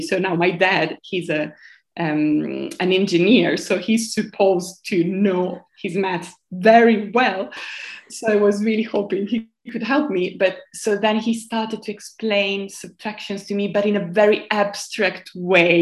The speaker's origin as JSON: {"language": "English", "town": "Piumazzo", "region": "Emilia-Romagna", "country": "Italy", "second_language": "English", "moved": "as an adult", "lives_now": "London, United Kingdom", "said": "I come from a very, very small town, which I really want to name Piumazzo, which is between Modena and Bologna, which is in the north of Italy"}